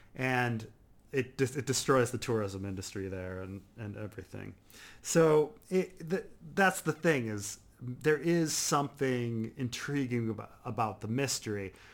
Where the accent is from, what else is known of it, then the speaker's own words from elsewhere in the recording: United States; I'm American